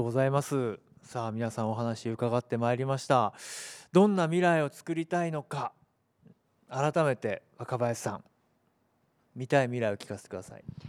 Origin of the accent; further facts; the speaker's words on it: Minoh, Osaka, Japan; also born or lived in Hyogo; 大阪関西出身で兵庫県生まれで育ちが箕面だったんでまさにあの太陽の塔を見ながらですね